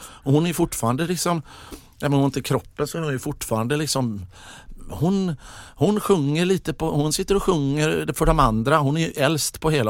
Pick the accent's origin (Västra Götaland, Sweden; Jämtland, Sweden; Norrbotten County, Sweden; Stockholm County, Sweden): Västra Götaland, Sweden; Mölndal; jag är från Mundal